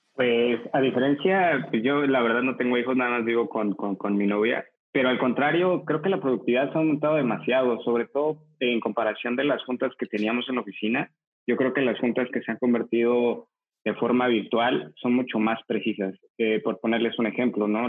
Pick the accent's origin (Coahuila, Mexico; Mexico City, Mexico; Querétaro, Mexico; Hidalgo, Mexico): Mexico City, Mexico; soy de la Ciudad de México